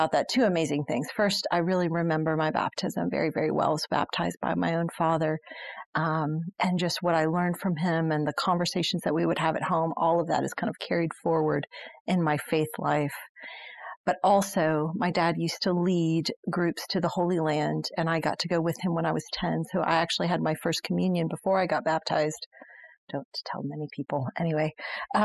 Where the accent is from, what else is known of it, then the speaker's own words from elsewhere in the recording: Germany; now in United States; I actually grew up in Germany.